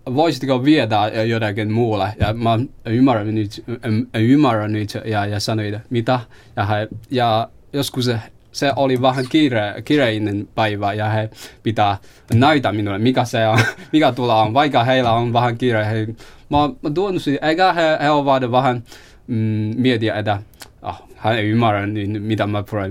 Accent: China; Finnish is a second language; moved away as an adult; now in Helsinki, Finland; olen kiinalainen, uh, olen asunut Suomessa noin kolme vuotta

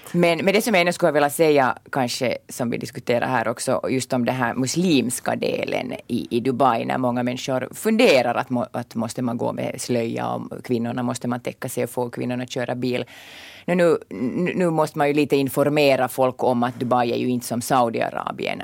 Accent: Porvoo, Uusimaa, Finland; now in Inkoo, Finland; jag är från Borgå ursprungligen

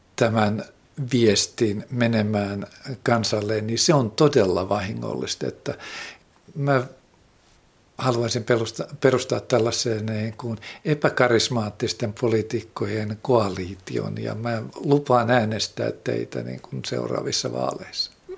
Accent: Finland; moved away; also born or lived in Benin

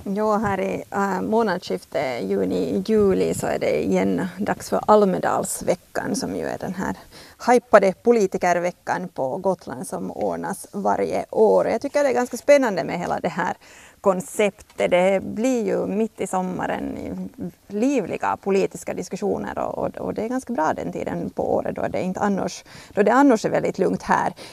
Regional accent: Finland; som finlandssvensk

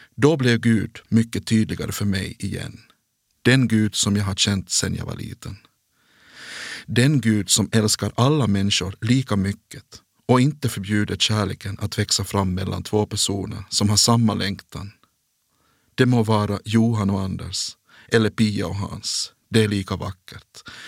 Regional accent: Kronoby, Ostrobothnia, Finland; also born or lived in Jakobstad; i byn Märjärv i Kronoby. Där är jag född och uppvuxen

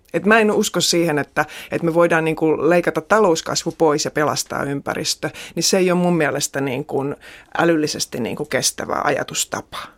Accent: Central Finland, Finland; Että mä oon kotoisin tuolta Keski-Suomesta ja mä asuin semmoisen tota, ison veden rannalla, joka oli Äänekosken sellutehtaiden alajuoksua. Ja elin lapsuuteni semmoisen veden rannalla

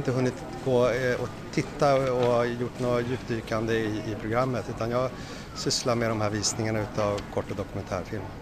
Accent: Sweden; jag som svensk

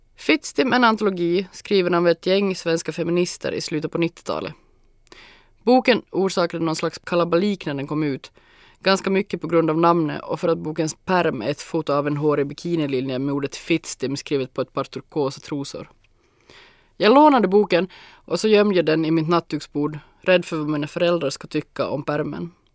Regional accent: Larsmo, Ostrobothnia, Finland; also born or lived in Jakobstad; Jag är född och uppvuxen i Larsmo, i ett gult hus med garage, lekstuga och en stor hundhage

